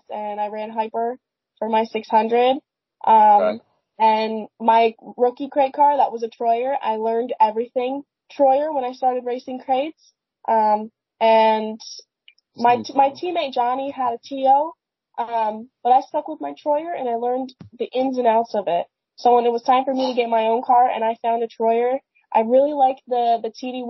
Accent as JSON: {"language": "English", "town": "Pemberton", "region": "New Jersey", "country": "United States", "tie": "born or raised there", "said": "I grew up in Pemberton, in New Jersey, and there really isn't a whole lot around here."}